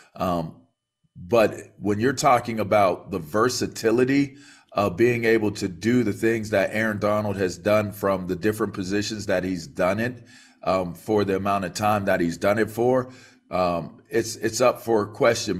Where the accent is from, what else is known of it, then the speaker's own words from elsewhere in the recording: Pittsburgh, Pennsylvania, United States; we're Pittsburgh guys. He's, he's from Penn Hills. I'm from North Hills